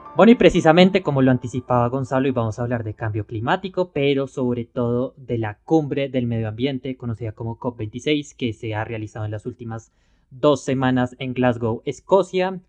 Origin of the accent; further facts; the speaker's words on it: Colombia; lo digo como colombiano